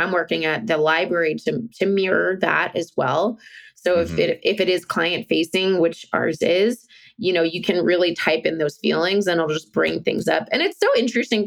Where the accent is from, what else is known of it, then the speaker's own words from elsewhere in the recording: Virginia, United States; moved away; I'm from Virginia, this beautiful state, the beautiful state of Virginia. I'm not living there now